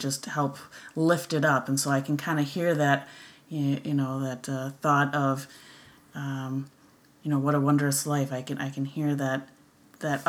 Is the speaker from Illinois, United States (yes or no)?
no; Wisconsin, United States; accent: Wisconsin; my annoying Wisconsin accent